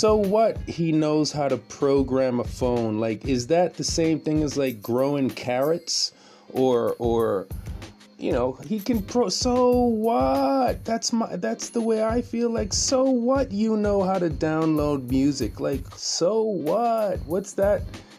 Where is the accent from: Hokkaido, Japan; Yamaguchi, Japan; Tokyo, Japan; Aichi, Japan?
Aichi, Japan; Nagoya; she incessantly makes fun of Nagoya and Nagoyans and the fact that I'm ostensibly from Nagoya.